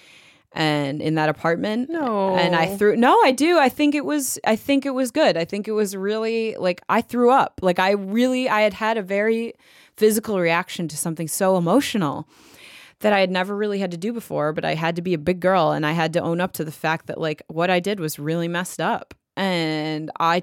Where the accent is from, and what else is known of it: Detroit, Michigan, United States; born or raised there; moved away as an adult; also born or lived in Los Angeles, California